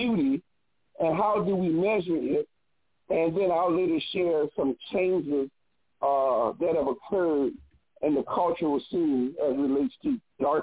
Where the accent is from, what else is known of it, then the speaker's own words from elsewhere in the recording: United States; as an American Black